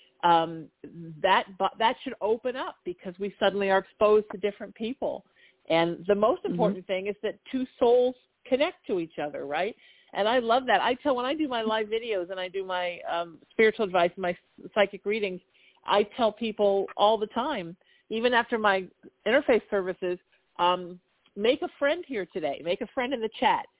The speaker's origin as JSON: {"language": "English", "area": "Orange County", "region": "Southern California", "country": "United States", "tie": "born or raised there", "said": "I grew up in Orange County in the 80s"}